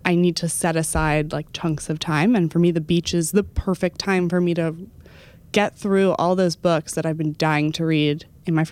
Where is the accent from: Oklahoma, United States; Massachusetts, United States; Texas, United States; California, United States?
Texas, United States; Dallas; moved away; I went back to my hometown recently. I went back to Dallas